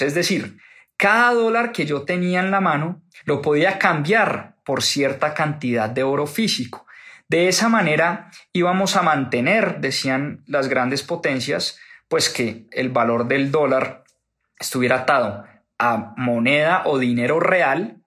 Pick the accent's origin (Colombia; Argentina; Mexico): Colombia; que soy colombiano